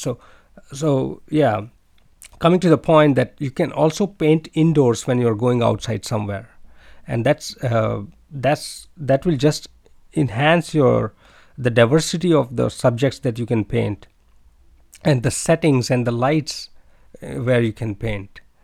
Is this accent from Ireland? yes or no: no; India; moved away as an adult; now in China; I'm from India